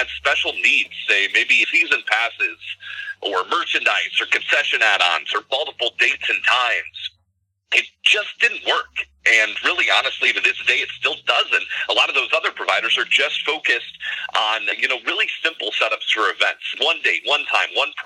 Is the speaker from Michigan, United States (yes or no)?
yes; Hillsdale, Michigan, United States; also born or lived in Flint, Michigan / Detroit, Michigan; I've personally been a Michigander my whole life. I grew up in Hillsdale, Michigan